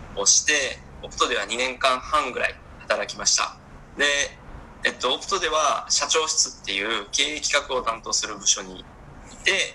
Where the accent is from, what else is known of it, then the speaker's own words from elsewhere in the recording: Kawanishi, Hyogo, Japan; moved away as an adult; also born or lived in Singapore / Myanmar; now in Jakarta, Indonesia; 自分の地元兵庫県または兵庫県の川西市っていうところで